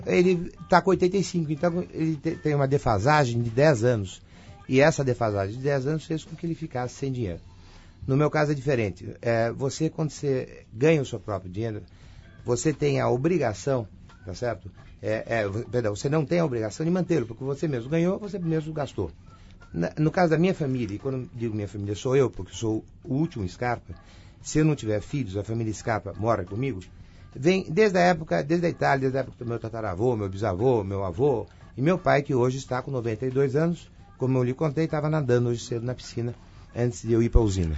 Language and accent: Portuguese; Brazil; eu sou brasileiro